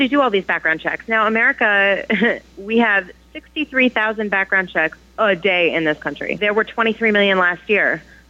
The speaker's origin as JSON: {"language": "English", "region": "California", "country": "United States", "tie": "born or raised there", "moved": "yes", "lives_now": "New York, United States", "said": "It was only when I moved to New York because I grew up in California."}